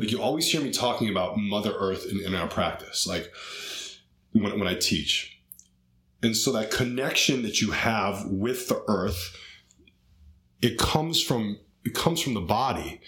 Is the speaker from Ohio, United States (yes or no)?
yes; Cleveland, Ohio, United States; growing up in Cleveland, Ohio